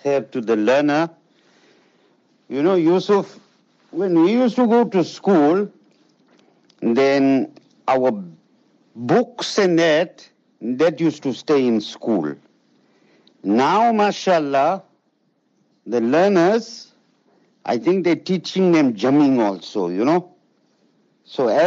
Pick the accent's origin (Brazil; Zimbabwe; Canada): Zimbabwe; moved away; I grew up in Zimbabwe